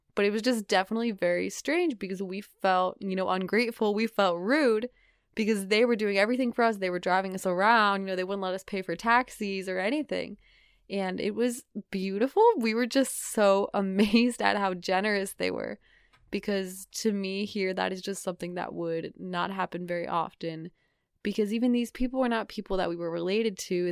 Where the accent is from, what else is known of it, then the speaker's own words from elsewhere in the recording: New England, United States; I'm from New England